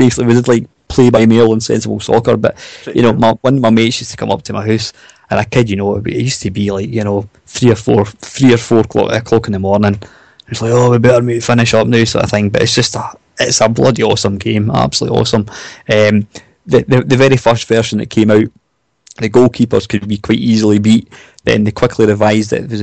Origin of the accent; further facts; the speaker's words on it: Scotland, United Kingdom; I'm Scottish